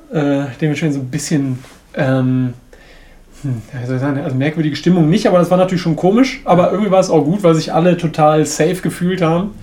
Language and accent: German; Bremen, Germany; ich komme ja aus Bremen